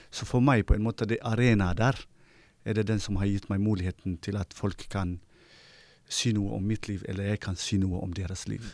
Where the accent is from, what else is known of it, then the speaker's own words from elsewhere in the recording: Eritrea; now in Bergen, Norway; jeg er opprinnelig fra Eritrea